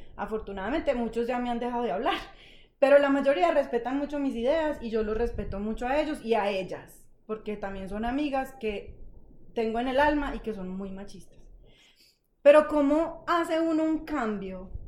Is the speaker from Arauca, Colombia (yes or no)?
no; Manizales, Caldas, Colombia; moved away as an adult; yo crecí, como ustedes en Manizales